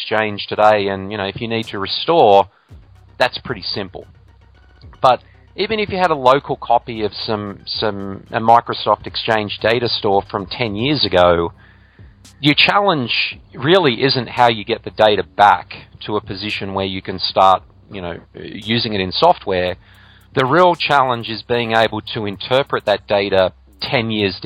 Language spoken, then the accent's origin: English; Australia; my home country of Australia